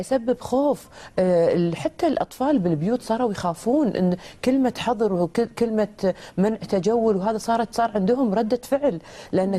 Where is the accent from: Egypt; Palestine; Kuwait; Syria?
Kuwait; بلدنا الكويت